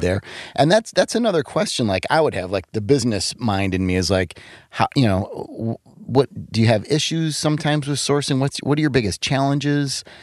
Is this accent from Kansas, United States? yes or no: no; Wisconsin, United States; I'm from Wisconsin.